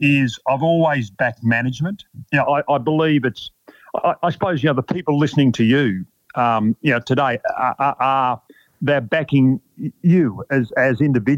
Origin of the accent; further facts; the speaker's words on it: Melbourne, Victoria, Australia; I grew up in Melbourne in my sort of mid-teens